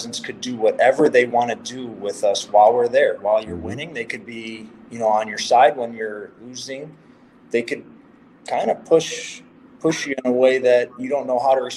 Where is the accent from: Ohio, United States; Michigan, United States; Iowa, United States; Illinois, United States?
Illinois, United States; Chicago; growing up in Chicago